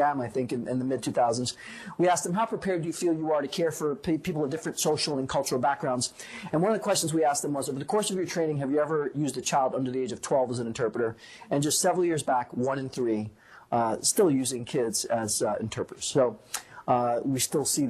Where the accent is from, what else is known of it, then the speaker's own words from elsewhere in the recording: New York City, New York, United States; moved away; also born or lived in Puerto Rico / Boston, Massachusetts; I grew up in New York City. Grew up in a bilingual, bicultural home